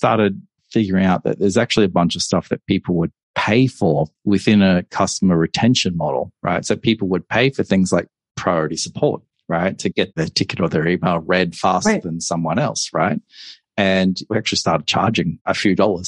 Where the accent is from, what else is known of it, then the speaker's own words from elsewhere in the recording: Australia; moved away as an adult; also born or lived in Hong Kong; I'm Australian and I decided I need to move overseas at that point. And so I relocated to Hong Kong.